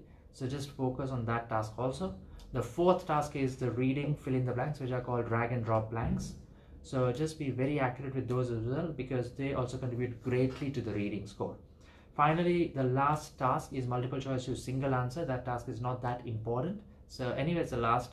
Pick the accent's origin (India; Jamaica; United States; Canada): India; Ahmedabad, Gujarat; I'm from Gujarat, I'm from Ahmedabad in India